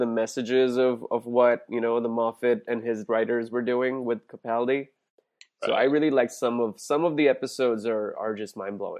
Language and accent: English; India; moved away as an adult; also born or lived in San Diego; I grew up in India until I went to college to San Diego.